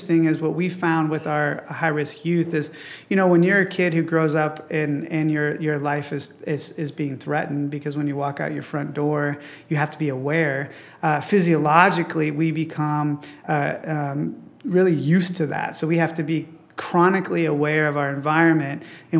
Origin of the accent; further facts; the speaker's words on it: Midwest, United States; growing up in the Midwest where sports was so celebrated